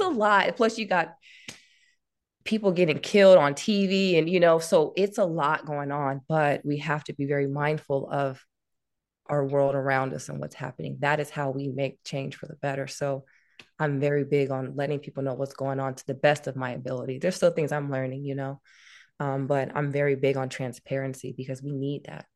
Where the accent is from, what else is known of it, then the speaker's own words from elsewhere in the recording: Louisiana, United States; now in Suisun City, United States; we're from Lu-, Louisiana, so, you know, we, we'll party on a Saturday and be in church the next day